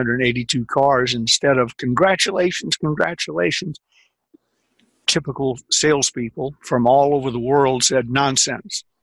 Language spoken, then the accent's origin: English; the South, United States; I'm a Southerner